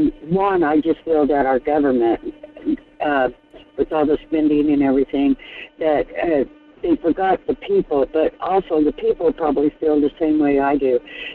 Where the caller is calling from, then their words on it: Fairbanks, Alaska, United States; Hi, Michael. This is … from Fairbanks.